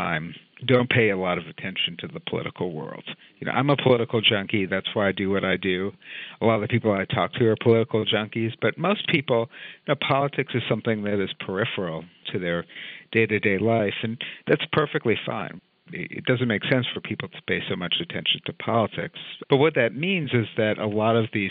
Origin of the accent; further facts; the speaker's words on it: New York City, New York, United States; I grew up in New York City